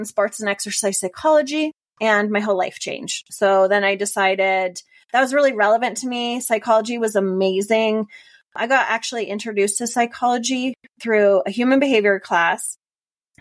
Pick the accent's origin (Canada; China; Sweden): Canada; moved away as an adult; also born or lived in Finland; now in Denver, United States; that's where I grew up in Canada